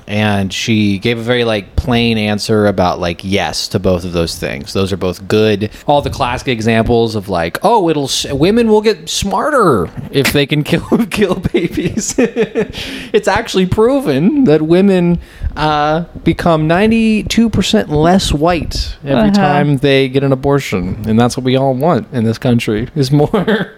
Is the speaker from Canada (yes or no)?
no; Pennsylvania, United States; Yeah, I'm from Pennsylvania. I was born and raised here by my two parents who were from West Texas, and I never left the house.